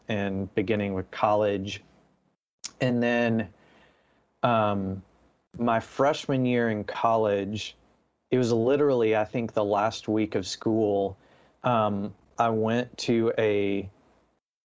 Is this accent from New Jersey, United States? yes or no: no; Nashville, Tennessee, United States; I grew up in Nashville. A lot of people assume I moved there for music, but I just was born there